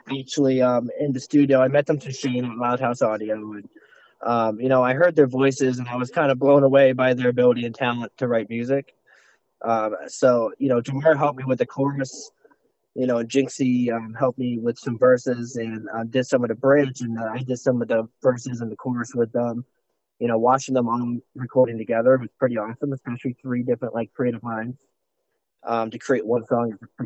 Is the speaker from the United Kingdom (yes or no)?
no; Russia; now in United States; Um, well, I'm from Russia, and I came to um, America and grew up in a kind of poor family.